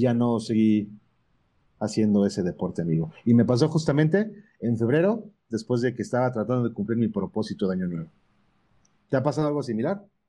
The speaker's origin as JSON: {"language": "Spanish", "region": "Puebla", "country": "Mexico", "said": "yo soy de Puebla"}